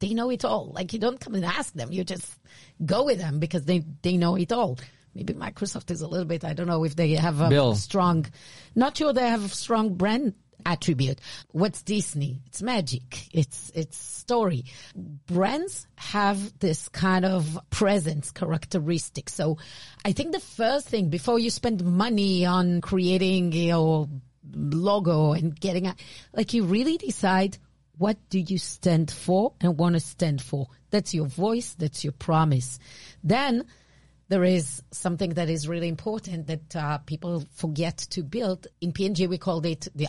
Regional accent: Israel; accent: Israeli; English is a second language; my Israeli accent.

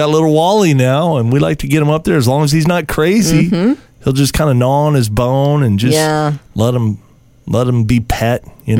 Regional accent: Southern California, United States; moved away as an adult; I grew up in Southern California where I've been here long enough where it's okay

